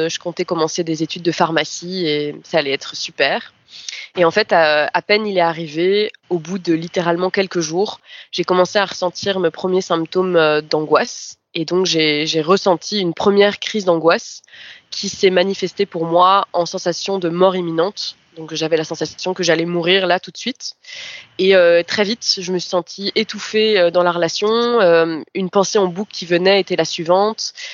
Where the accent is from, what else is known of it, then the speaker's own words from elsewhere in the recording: France; also born or lived in Brazil; now in Belgium; j'ai vécu au Brésil quelques années et que je suis française à la base. Euh, je suis ensuite revenue en Belgique